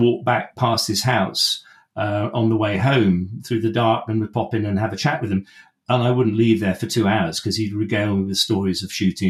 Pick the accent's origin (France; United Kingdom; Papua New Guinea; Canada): United Kingdom; West Wales; I grew up in West Wales